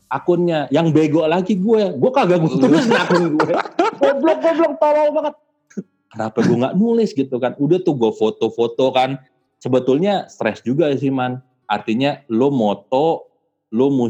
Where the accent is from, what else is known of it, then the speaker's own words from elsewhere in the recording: Indonesia; saya dari Indonesia